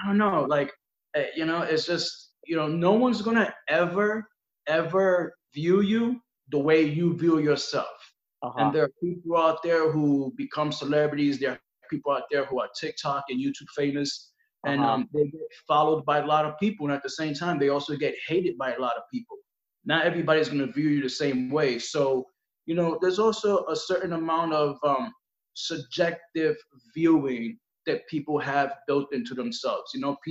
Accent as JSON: {"language": "English", "town": "Brooklyn", "region": "New York", "country": "United States", "tie": "born or raised there", "said": "Yeah, born and raised."}